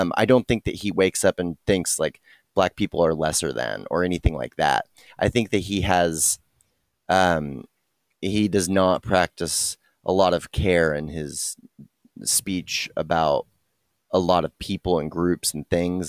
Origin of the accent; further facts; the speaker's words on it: Dallas, Texas, United States; I'm born and raised in Dallas, Texas